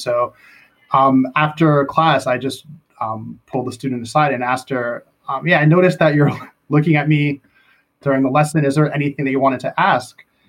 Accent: United States; moved away as an adult; now in Korea; I'm American first

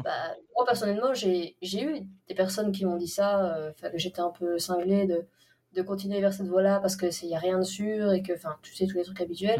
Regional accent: Belgium; chez nous, en Belgique

